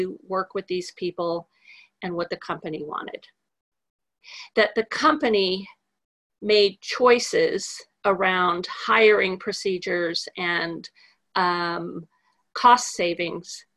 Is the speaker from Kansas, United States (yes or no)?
no; California, United States; also born or lived in New Jersey; now in Texas, United States; I'm a California girl